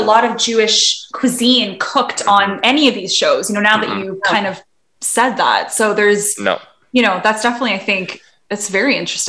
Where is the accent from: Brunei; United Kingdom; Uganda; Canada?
Canada; Vancouver, British Columbia; I grew up in Vancouver, but Vancouver, there's only, I don't know if you're familiar with Vancouver, but the pocket of the Jewish community is not where I lived. I live in North Vancouver, so on the North Shore.